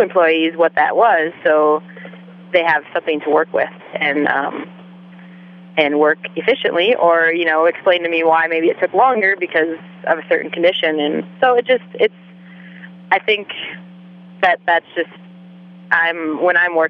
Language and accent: English; Wisconsin, United States; moved away as an adult; also born or lived in Alaska / Sooke, British Columbia; I'm from Wisconsin originally, so I'm far from my own family